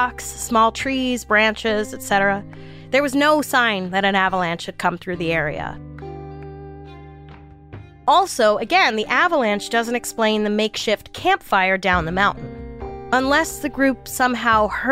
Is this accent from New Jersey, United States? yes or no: no; New York City, New York, United States; I grew up in New York City.